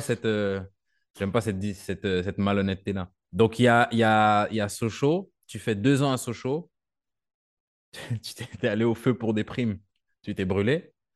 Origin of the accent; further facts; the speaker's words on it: Canada; moved away as an adult; now in France; moi, je viens du Canada